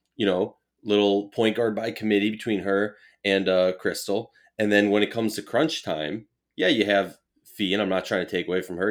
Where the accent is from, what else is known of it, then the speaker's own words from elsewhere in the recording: Minnesota, United States; my hometown Minnesota